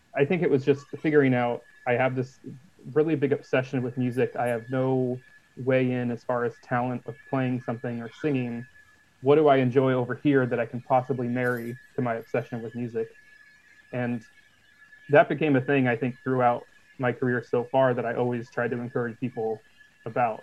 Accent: Portland, Oregon, United States; we're from Portland, Oregon

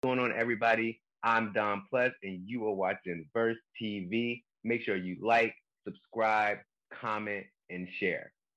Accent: South Carolina, United States; moved away as an adult; also born or lived in New Jersey; I'm originally from South Carolina, a small town, no more than 10,000 people, if

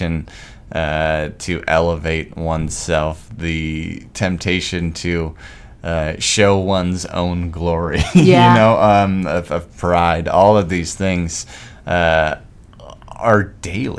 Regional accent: Arizona, United States; moved away; I'm from Arizona where there's no trees.

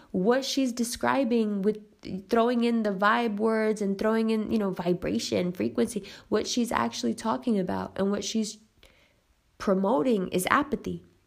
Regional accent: United States; also born or lived in Pakistan; as an American

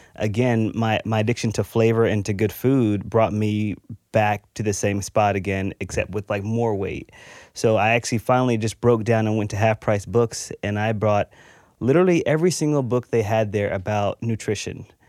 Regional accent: Texas, United States; I grew up in Texas.

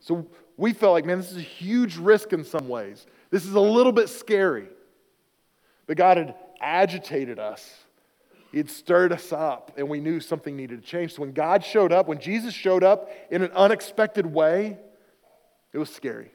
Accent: near Oklahoma City, United States; moved away as an adult; also born or lived in western Pennsylvania; now in Pennsylvania, United States; I was serving at a church down in Oklahoma City, near my hometown.

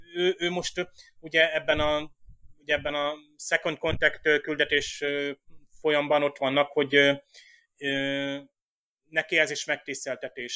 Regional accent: Hungary; én magyar vagyok

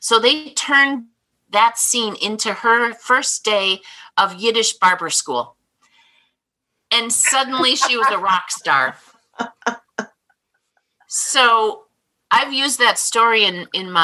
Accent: Minnesota, United States; moved away as an adult; now in Chicago area, United States; I came from Minnesota, Swedish, nice family

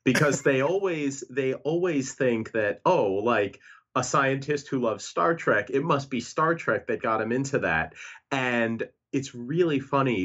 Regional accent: New York City, New York, United States; I grew up in New York City

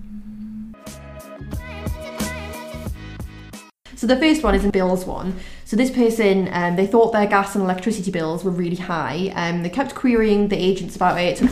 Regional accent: Newcastle upon Tyne, North East England, United Kingdom; moved away as an adult; also born or lived in Leeds; now in London, United Kingdom; I'm from Newcastle, as I'm sure you can probably tell from my accent

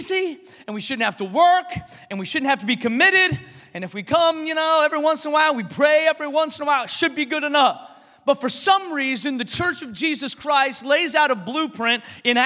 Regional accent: Washington, United States; now in Texas, United States; I'm from Washington.

